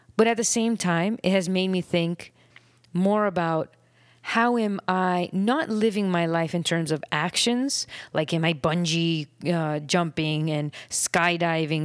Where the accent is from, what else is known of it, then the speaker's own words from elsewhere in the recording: Miami, Florida, United States; now in Nicaragua; I grew up in Miami